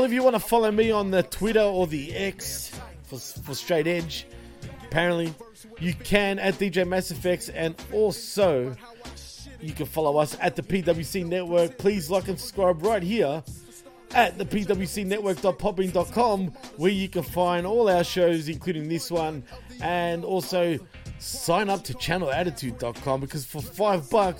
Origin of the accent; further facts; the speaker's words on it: Australia; I am born and bred in Australia, clearly, but my parents are from Greece